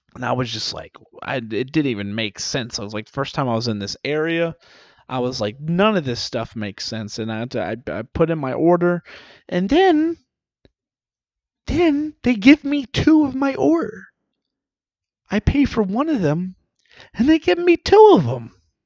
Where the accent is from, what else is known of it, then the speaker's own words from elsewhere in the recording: the Deep South, United States; I'm from the South South